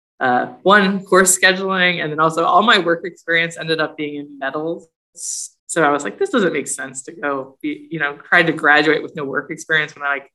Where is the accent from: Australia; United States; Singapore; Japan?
United States; Athens, Ohio; I moved several times when I was little, and then when I was about 10, we moved to Southeast Ohio, Athens, which is a college town where Ohio University